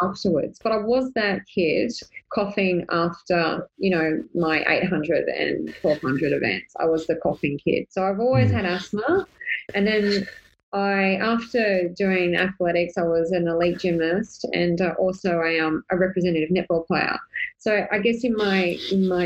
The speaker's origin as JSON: {"language": "English", "town": "Sydney", "region": "New South Wales", "country": "Australia", "moved": "yes", "said": "I'm originally from Sydney"}